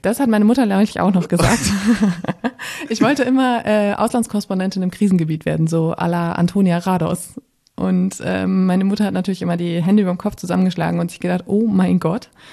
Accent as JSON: {"language": "German", "area": "Münsterland", "region": "North Rhine-Westphalia", "country": "Germany", "tie": "born or raised there", "also_born_or_lived": "Bremen", "moved": "as an adult", "lives_now": "Berlin, Germany", "said": "ich bin im Münsterland aufgewachsen, ähm, in einem ja, kleinen Städtchen, Dörfchen"}